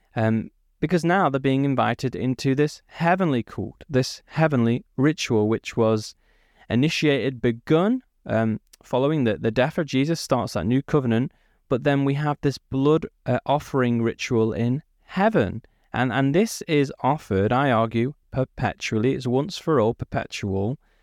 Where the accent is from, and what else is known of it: Peak District, East Midlands, United Kingdom; born or raised there; also born or lived in Manchester